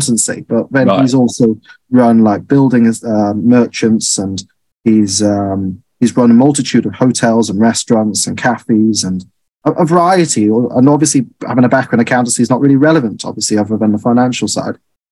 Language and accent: English; Harlech, Wales, United Kingdom; also born or lived in Chester; And then I was brought up in a beautiful place in North West Wales, where my family used to run a nice restaurant called Plaz Cafe. It called Harlech, that was the town.